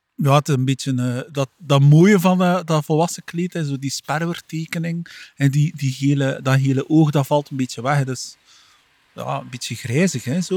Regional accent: Flanders, Belgium

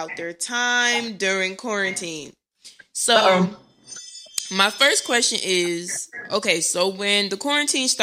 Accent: New Jersey, United States; also born or lived in Los Angeles; I'm from Jersey.

